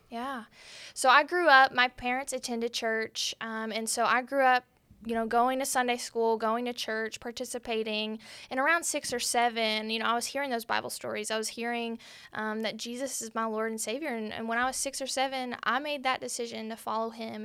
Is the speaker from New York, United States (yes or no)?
no; Arlington, Texas, United States; now in Benton, United States; I'm originally from Arlington, Texas